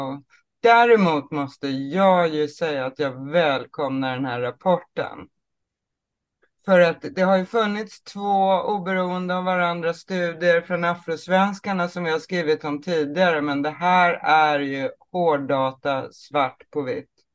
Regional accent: Småland, Sweden; Jag kommer ju från Småland också.

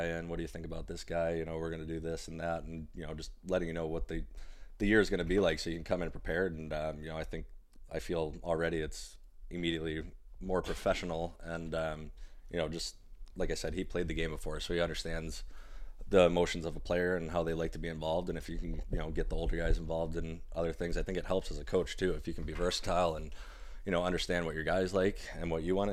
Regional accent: Detroit, Michigan, United States; I'm from Metro Detroit area

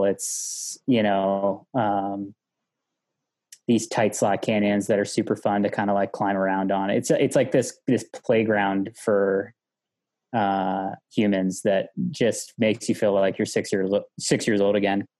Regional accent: West Virginia, United States; moved away; I grew up in West Virginia

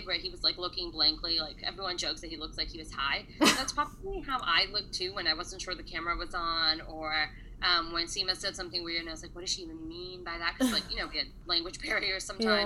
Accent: United States; we grew up in America

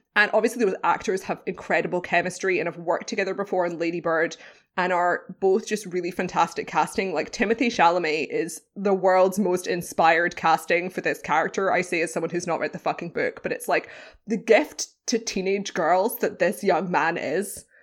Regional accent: United Kingdom; British. I'm British

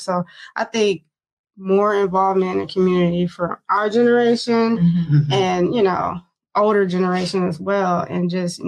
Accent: Flint, Michigan, United States; moved away as an adult; also born or lived in Detroit, Michigan; now in Seattle, United States; growing up in Flint, if it wasn't for basketball, you know, living in a project

